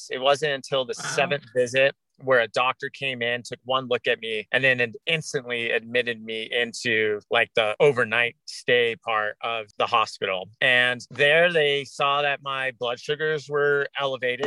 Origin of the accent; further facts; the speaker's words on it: Orange County, Southern California, United States; also born or lived in Laguna Beach, California; now in Alaska, United States; I'm originally from Southern California. I grew up in Orange County and I went to junior high in Laguna Beach, California